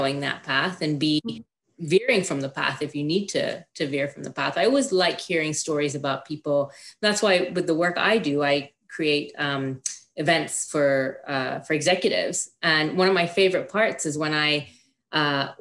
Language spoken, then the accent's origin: English; Kenya; now in Canada; I was born in Kenya. So I grew up going to British run private schools